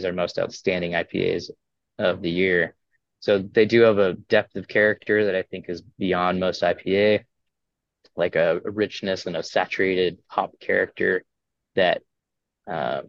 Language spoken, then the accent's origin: English; Northwest Washington, United States; also born or lived in Colorado; now in Yakima, United States; I grew up in Northwest Washington